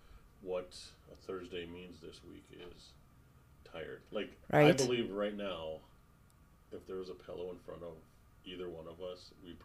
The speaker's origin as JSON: {"language": "English", "town": "Dickinson", "region": "North Dakota", "country": "United States", "tie": "born or raised there", "moved": "as an adult", "lives_now": "Bismarck, United States", "said": "I was born in Dickinson. So For those of you that are listening to this around the world, it's about a town about 100 miles away from Bismarck, where we are here now."}